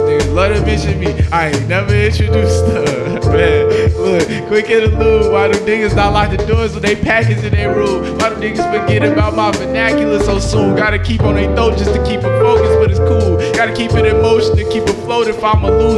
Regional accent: Charlotte, North Carolina, United States; I'm from North Charlotte

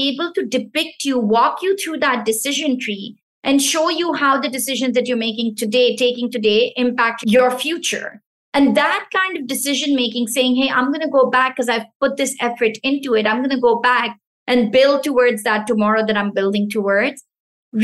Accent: Pakistan; first language Pashto; English is a second language; moved away; the Pashto language, which is my mother tongue. So I'm originally from Pakistan

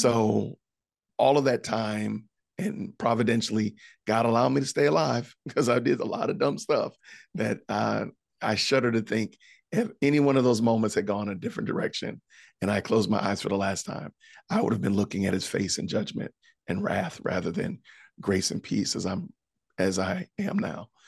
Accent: Aurora, Illinois, United States; moved away as an adult; I am originally from Aurora, Illinois, which is outside of Chicago.

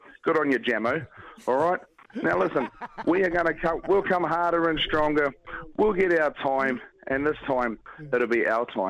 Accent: Gisborne, New Zealand; I'm from Gisborne.

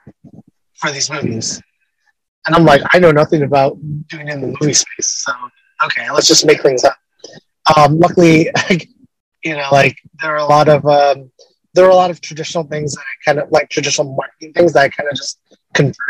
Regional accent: Los Angeles, California, United States; I'm from Los Angeles

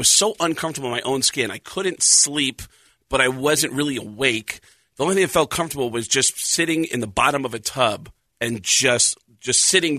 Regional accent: Tucson, Arizona, United States; moved away; there's people I grew up with here in Arizona

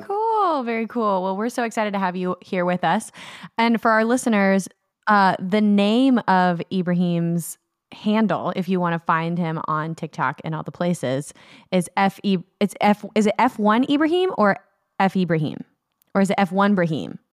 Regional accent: United States; as an American watching British media

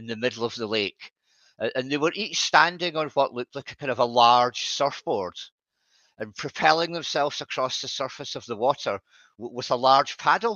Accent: Scotland, United Kingdom; now in Southport, United Kingdom; I'm from Scotland originally

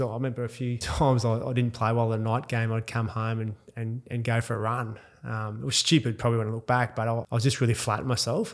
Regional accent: Perth, Western Australia, Australia; also born or lived in Mount Isa, Queensland; I grew up in grew up in Perth

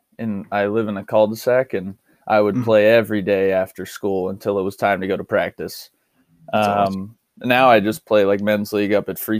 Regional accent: Sparrows Point, Maryland, United States; Yeah, I'm from Spears Point. It's a small town about 15 minutes outside Baltimore City.

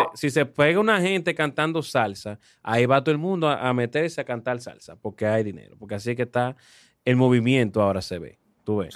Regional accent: Dominican Republic; nuestro país como República Dominicana

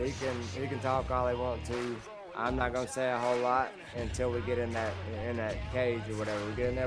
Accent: Mississippi, United States; fighting in my hometown

